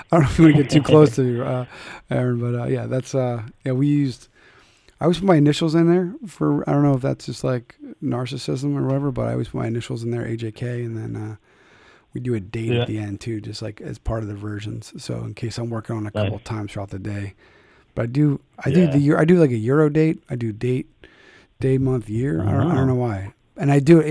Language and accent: English; Philadelphia, Pennsylvania, United States; I'm from Philly